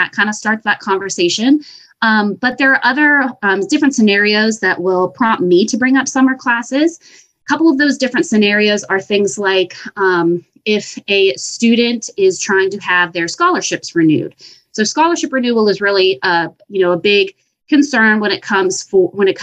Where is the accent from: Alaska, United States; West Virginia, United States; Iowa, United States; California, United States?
West Virginia, United States; Bridgeport; I am a West Virginia native. I'm actually from Bridgeport, West Virginia